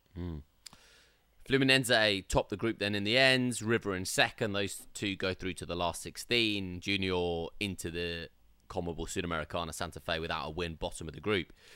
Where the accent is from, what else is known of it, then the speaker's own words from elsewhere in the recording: England, United Kingdom; we're from England